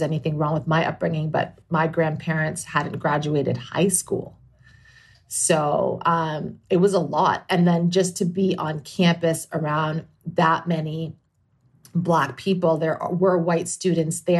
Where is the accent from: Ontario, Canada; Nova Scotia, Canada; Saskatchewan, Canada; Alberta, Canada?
Ontario, Canada; Toronto; moved away as an adult; also born or lived in Indiana / Washington, D.C.; So growing up in Toronto, which is obviously kind of a cultural melting pot